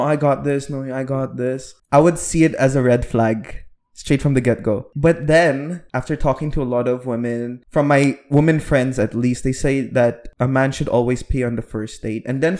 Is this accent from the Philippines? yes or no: yes; Philippines; I'm Filipino, but...